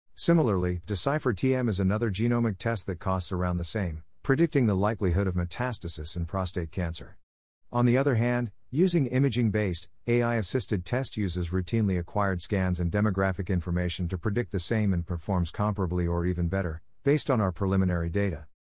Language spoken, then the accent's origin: English; India; Growing up in India, I realized that there is a significant shortage of clinicians per capita